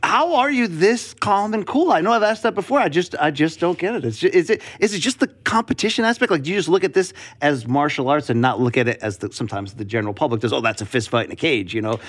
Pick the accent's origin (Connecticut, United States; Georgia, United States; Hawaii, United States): Connecticut, United States; I grew up in Connecticut, but as a fellow tri-stater